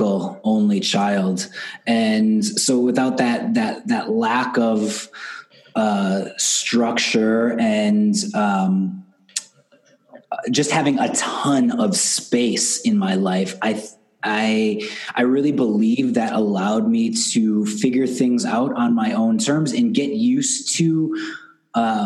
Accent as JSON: {"language": "English", "town": "Milwaukee", "region": "Wisconsin", "country": "United States", "tie": "born or raised there", "said": "I grew up here in Milwaukee, Wisconsin, just north of Chicago in the States. And I'm here now. I moved back here 7 or 8 years ago"}